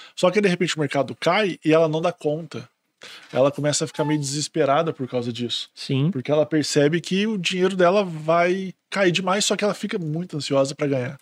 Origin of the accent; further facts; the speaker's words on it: Minas Gerais, Brazil; accent: mineiro; eu sou mineiro